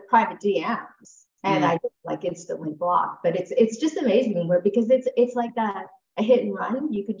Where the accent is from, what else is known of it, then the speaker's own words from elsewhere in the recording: Ontario, Canada; I'm from Ontario, Canada.